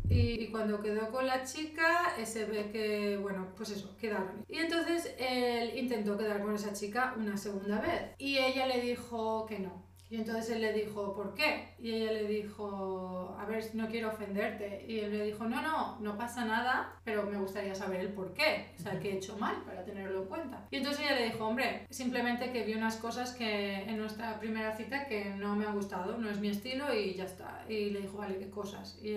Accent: Spain; moved away as an adult; now in Canada; Hace mucho que no estoy en España, yo con 18 años me fui, tú también te fuiste súper temprano.

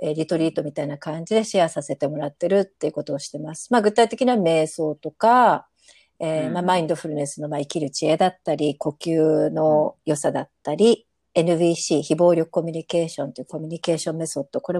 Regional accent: Japan; moved away as an adult; also born or lived in Thailand; now in Costa Rica; 日本人の中流家庭に生まれ育ち

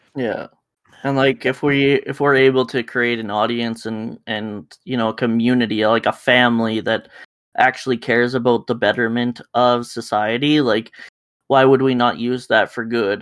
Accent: Canada; we're Canadian enough

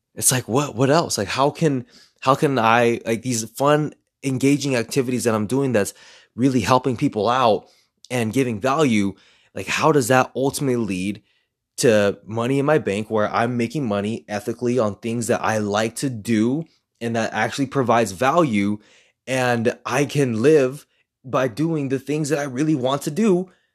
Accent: Los Angeles, California, United States; I'm a third Mexican and I grew up in East L

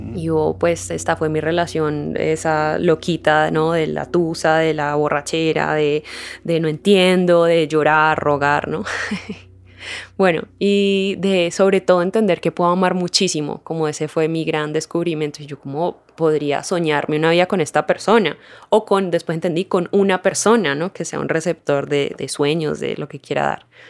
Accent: Cali, Valle del Cauca, Colombia; moved away as an adult; also born or lived in Uruguay; Yo soy caleña y viví en Cali por ahí hasta los 21, 22

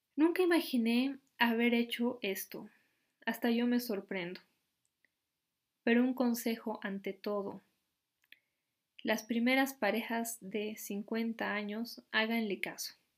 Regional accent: Bolivia; mi país, Bolivia

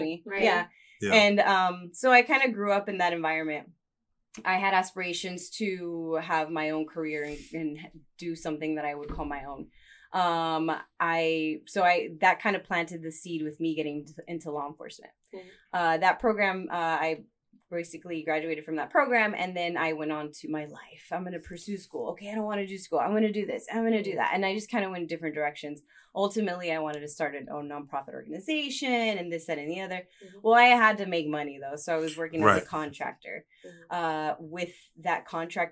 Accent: Los Angeles, California, United States; born and raised in Southeast

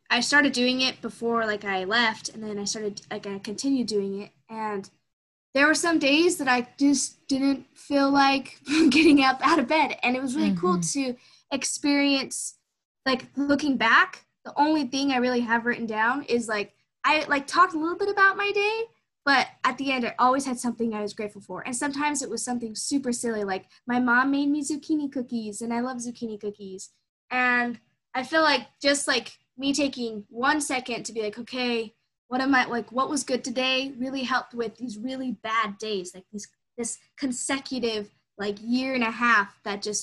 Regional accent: Show Low, Arizona, United States; moved away; also born or lived in Red Mesa, Arizona; And I had grown up and was born and raised in Sholo, Arizona.

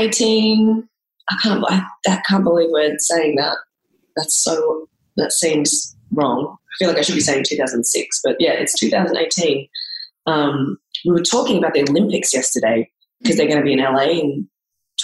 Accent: Melbourne, Victoria, Australia; I come from Melbourne, Australia

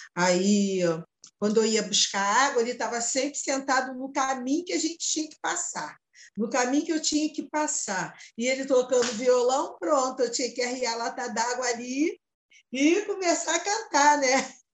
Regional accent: Rio de Janeiro, Brazil; Eu costumo dizer que morava ali, sou do, da Casa Branca, Borel

